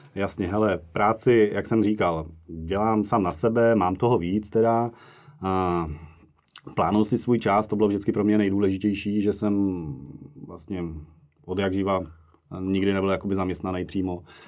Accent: Moravia, Czechia; moved away as an adult; now in Prague, Czechia; já jsem původem z Moravy a v Praze žiju nějakých 13 let

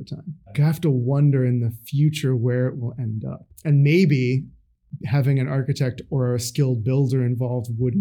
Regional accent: Pennsylvania, United States; moved away as an adult; now in Seattle, United States; where I grew up in Pennsylvania

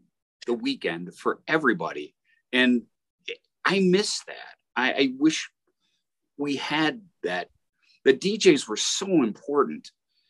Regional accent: Detroit, Michigan, United States; if ever anyone finds out I'm from Detroit, and if I talk to a fellow Michigander from out of town

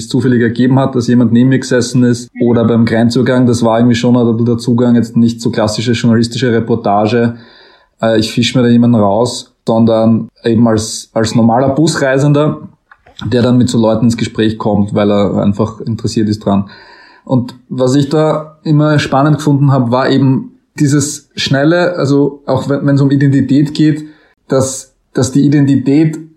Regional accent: Styria, Austria; so richtig steirisch geredet, so ein, so ein Storsteirisch, würde man in der Steiermark sagen, und ich komme aus der Steiermark ursprünglich.

